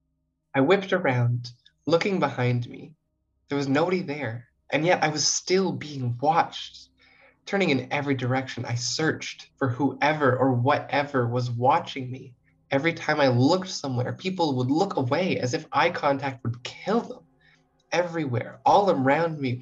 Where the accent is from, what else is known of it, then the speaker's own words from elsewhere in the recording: Rosse, New Brunswick, Canada; moved away as an adult; now in Toronto, Canada; I'm not from Toronto. I come from a very small town called Rosse, New Brunswick